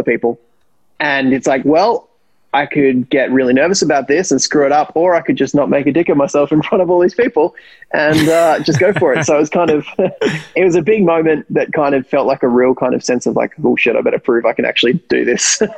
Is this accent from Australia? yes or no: yes; Canberra, Australian Capital Territory, Australia; We grew up in Canberra, which is pretty much a one-team city